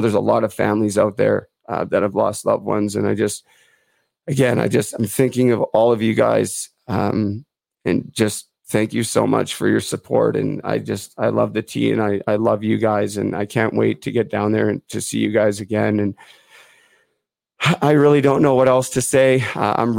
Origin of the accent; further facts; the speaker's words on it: Port Coquitlam, British Columbia, Canada; I'm originally from Port Coquitlam